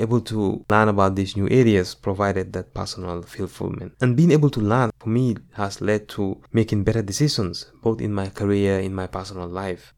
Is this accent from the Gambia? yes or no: yes; Gambia; moved away as an adult; now in United States; growing up in the Gambia.